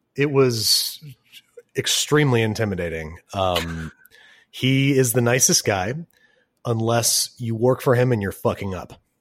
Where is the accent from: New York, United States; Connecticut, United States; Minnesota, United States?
New York, United States; Rochester; I'm from Rochester, New York.